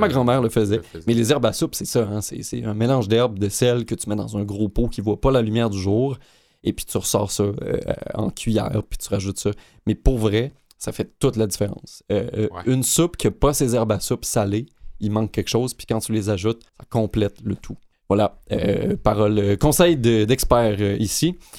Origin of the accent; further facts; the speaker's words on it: Quebec, Canada; ma région natale, le Saguenay-Lac-Saint-Jean